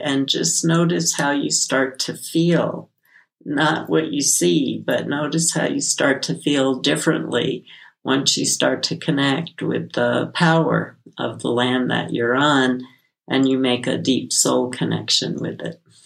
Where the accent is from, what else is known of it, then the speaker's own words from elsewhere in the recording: New York City, New York, United States; I grew up in Brooklyn